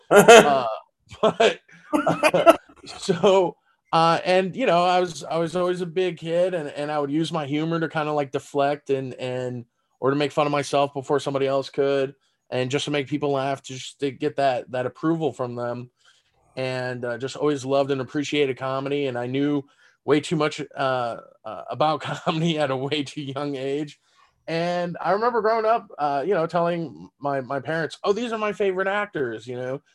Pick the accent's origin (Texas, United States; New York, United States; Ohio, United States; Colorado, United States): Texas, United States; San Antonio; first language German; English is a second language; moved away as an adult; now in Las Vegas, United States; in San Antonio, my hometown